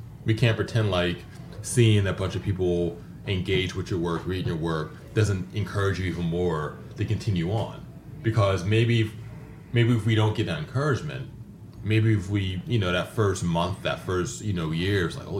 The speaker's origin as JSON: {"language": "English", "country": "Panama", "tie": "born there", "said": "I was born in Panama, so I'm a military brat. I was born in Panama, so I came to it naturally."}